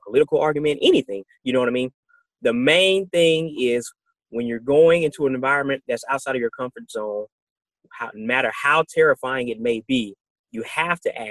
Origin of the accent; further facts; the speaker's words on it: United States; as being American